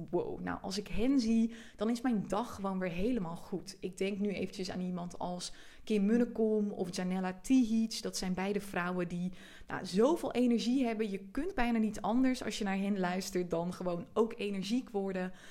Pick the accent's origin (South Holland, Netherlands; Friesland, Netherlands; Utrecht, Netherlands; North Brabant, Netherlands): Friesland, Netherlands; ik kom uit Friesland oorspronkelijk en ik trek heel veel mensen aan die ook uit Friesland komen of ook uit een klein dorp